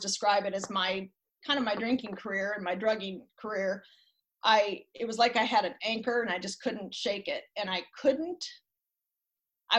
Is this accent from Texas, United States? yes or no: no; Lake Oswego, Oregon, United States; I was raised in Lake Oswego.